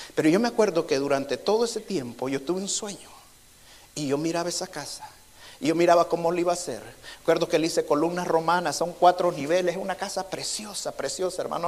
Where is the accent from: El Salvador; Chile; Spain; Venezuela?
El Salvador; moved away; allá en mi país, en El Salvador